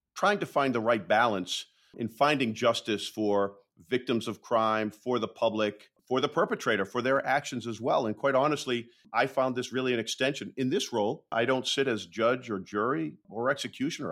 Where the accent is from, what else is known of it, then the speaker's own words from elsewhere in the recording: Waltham, Massachusetts, United States; my hometown of Waltham